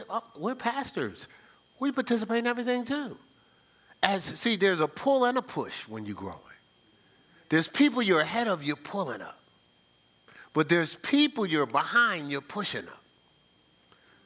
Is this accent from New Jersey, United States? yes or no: yes; New Jersey, United States; moved away as an adult; also born or lived in Ohio; I'm like from Jersey